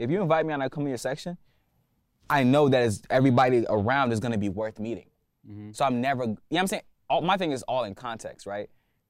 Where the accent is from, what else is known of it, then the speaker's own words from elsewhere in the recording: Atlanta, Georgia, United States; I'm from Atlanta, bro.